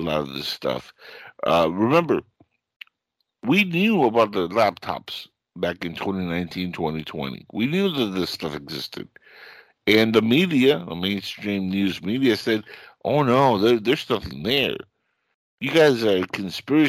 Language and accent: English; Cuba; now in United States; I come from Cuba, and we escaped because of the simple fact that that was a revolution that destroyed my country